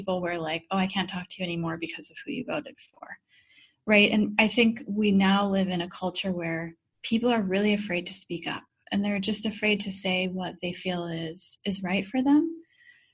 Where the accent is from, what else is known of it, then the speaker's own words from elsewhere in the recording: Midwest, United States; I grew up in the Midwest